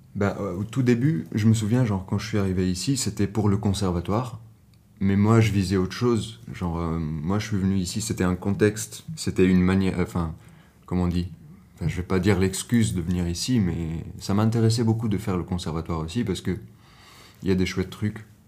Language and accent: French; Tunis, Tunis Governorate, Tunisia; moved away as an adult; now in Brussels, Belgium; Je viens de Tunis et euh, maintenant j'habite à Bruxelles